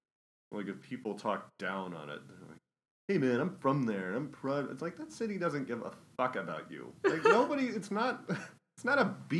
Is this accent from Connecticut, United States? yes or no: no; Idaho, United States; now in Seattle, United States; I'm from Idaho